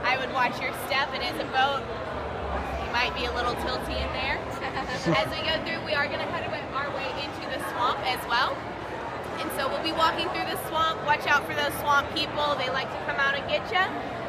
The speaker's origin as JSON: {"language": "English", "region": "Tennessee", "country": "United States", "moved": "yes", "said": "I am from Tennessee, so if the y'all and things come out, just be prepared and love me for it anyway."}